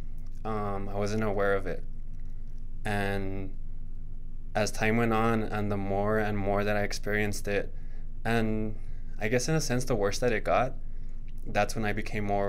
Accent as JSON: {"language": "English", "town": "El Paso", "region": "Texas", "country": "United States", "tie": "born or raised there", "also_born_or_lived": "Austin, Texas / Princeton, New Jersey", "moved": "as an adult", "said": "I'm from El Paso, Texas. I've lived in a couple places. I've been to Austin, Texas. I've been to Princeton, New Jersey. I was out there for a little bit. But I am born and raised here"}